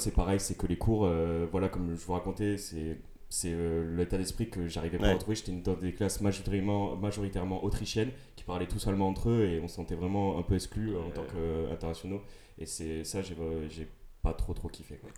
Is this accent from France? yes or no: yes; Toulouse, Occitania, France; je viens de Toulouse